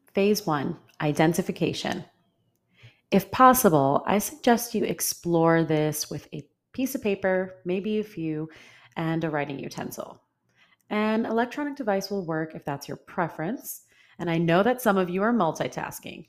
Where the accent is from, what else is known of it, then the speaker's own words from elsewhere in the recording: New York, United States; moved away as an adult; I'm from New York